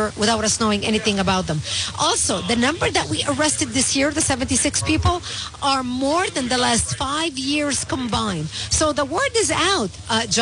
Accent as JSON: {"language": "English", "country": "Lebanon", "tie": "born or raised there", "also_born_or_lived": "Israel", "first_language": "Arabic", "second_language": "English", "moved": "yes", "lives_now": "United States", "said": "I was born and raised in Lebanon, so my mother tongue is Arabic."}